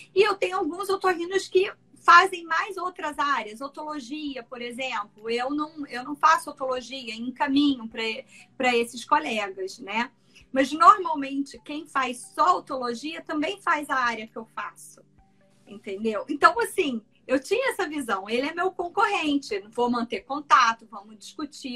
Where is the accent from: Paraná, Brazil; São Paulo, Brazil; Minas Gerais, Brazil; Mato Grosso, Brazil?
Mato Grosso, Brazil; Cuiabá; now in Niterói, Brazil; moro em Niterói, mas sou de Cuiabá, Mato Grosso